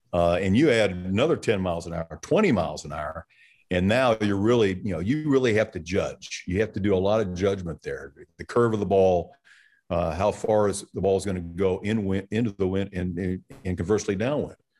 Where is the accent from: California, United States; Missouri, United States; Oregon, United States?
Missouri, United States; Kansas City; I grew up in Kansas City